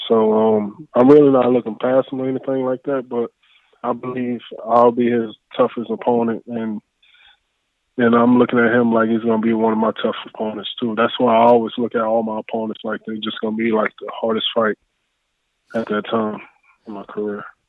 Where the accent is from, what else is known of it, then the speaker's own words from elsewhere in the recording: New Orleans, Louisiana, United States; now in Texas, United States; I'm from New Orleans.